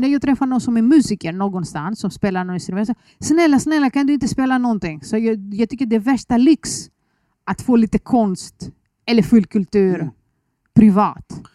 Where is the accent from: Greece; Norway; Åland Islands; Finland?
Greece; Athens, Attica; Swedish is a second language; moved away as an adult; now in Sweden; Jag föddes i Aten